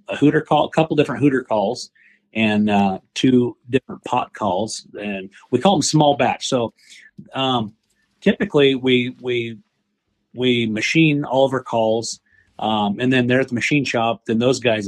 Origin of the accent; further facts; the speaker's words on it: the West, United States; I'm from the West